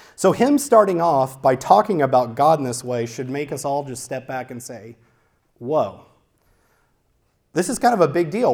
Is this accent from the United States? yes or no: yes; Louisiana, United States; now in Santa Clarita, United States; We grew up in Louisiana, which, if you haven't been to Louisiana, is very, very, very flat